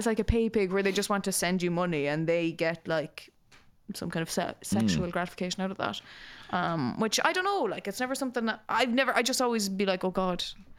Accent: Nobber, Leinster, Ireland; born or raised there; moved away

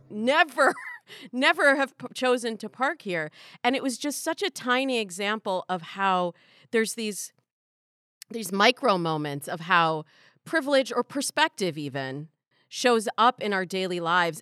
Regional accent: Midwest, United States; I grew up in the Midwest

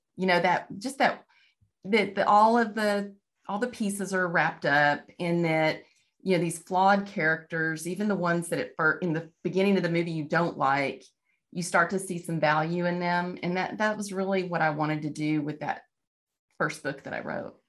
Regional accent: Texas, United States; moved away as an adult; now in Kansas, United States; I'm from Texas. I'm, I live in Kansas now

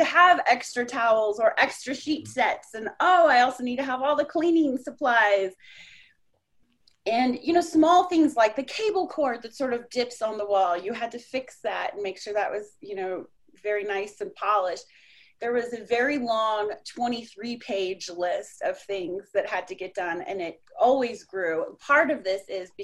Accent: Colorado, United States; moved away as an adult; also born or lived in Orlando; now in South Florida, United States; I grew up in Colorado

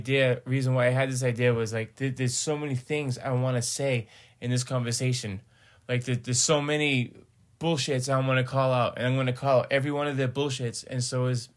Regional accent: Northeast, United States; now in Salt Lake City, United States; I'm from the East Coast, man. Up in the Northeast

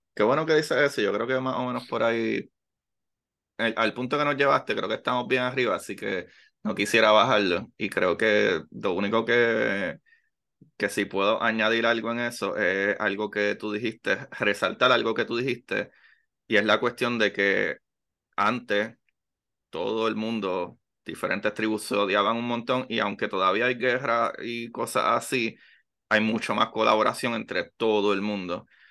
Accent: Puerto Rico; yo soy puertorriqueño

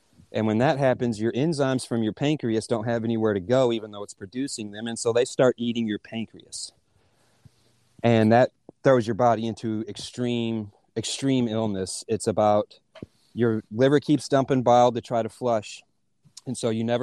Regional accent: Hopkinsville, Kentucky, United States; moved away as an adult; also born or lived in North Carolina; met my wife in my hometown of Hopkinsville

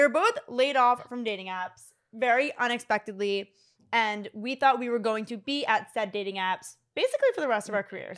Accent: Philadelphia, Pennsylvania, United States; now in Fort Lauderdale, United States; I'm twenty-eight years old. I am from Philadelphia. I currently live in Fort Lauderdale, Florida

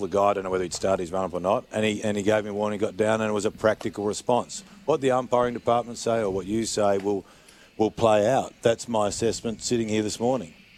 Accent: South Australia, Australia; I'm South Australian.

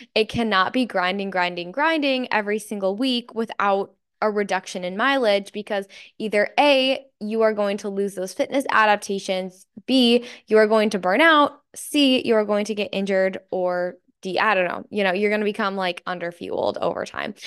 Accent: Michigan, United States; I'm from Michigan and it is very cloudy and dreary and dark

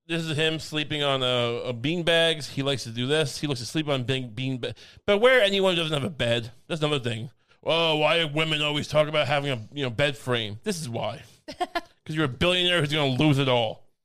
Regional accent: near Belmont Park, near Babylon, New York, United States; I grew up right near Belmont Park.

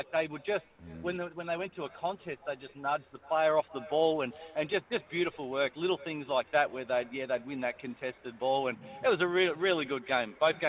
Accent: Geelong, Victoria, Australia; I am from Geelong

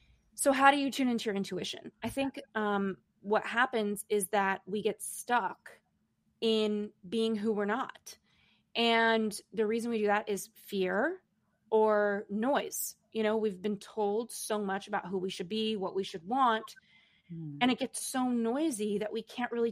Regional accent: Los Angeles, California, United States; now in New York City, United States; I grew up in Los Angeles and now I live in New York City.

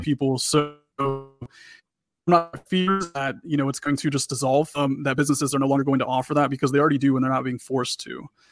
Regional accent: Texas, United States; I'm, I'm from Texas

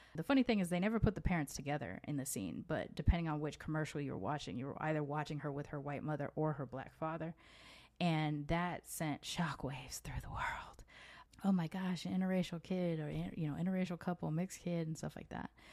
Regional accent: United States; moved away as an adult; now in Mexico; while I was born in America, I don't feel like I move with an American identity

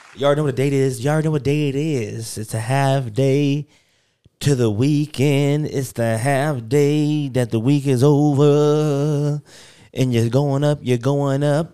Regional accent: United States; I'm from America, I live in America

